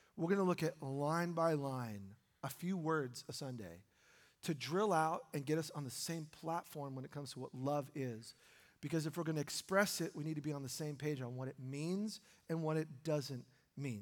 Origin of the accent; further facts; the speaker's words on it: New York, United States; now in Oregon, United States; my wife and I were born in New York